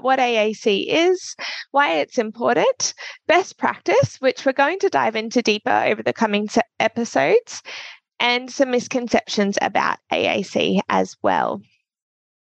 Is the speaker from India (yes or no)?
no; Australia; me being Australian